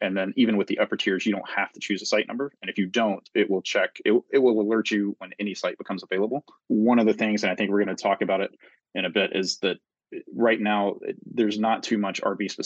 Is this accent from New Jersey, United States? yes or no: no; Tennessee, United States; moved away as an adult; now in Washington, United States; I grew up in Tennessee originally